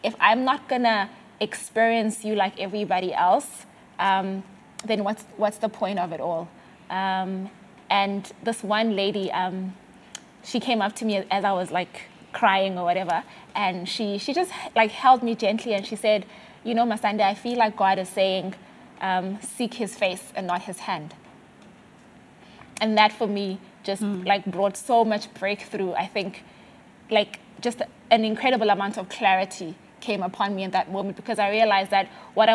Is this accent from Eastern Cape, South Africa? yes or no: yes; Mthatha, Eastern Cape, South Africa; moved away as an adult; also born or lived in Grahamstown, South Africa / South Korea; I grew up in Mtata, right? Small town